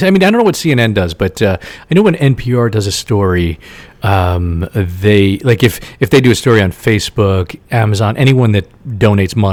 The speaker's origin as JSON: {"language": "English", "region": "Indiana", "country": "United States", "tie": "born or raised there", "said": "I grew up in Indiana and I went to school in Kentucky right?"}